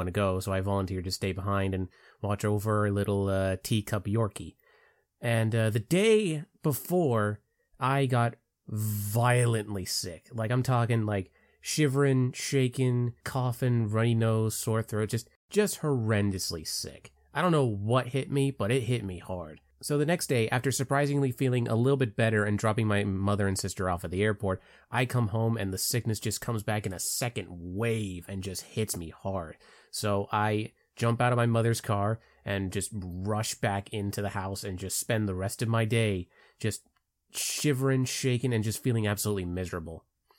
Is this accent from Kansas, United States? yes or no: no; Palm Bay, Florida, United States; I come from Palm Bay, Florida. So, yes, I am a Florida man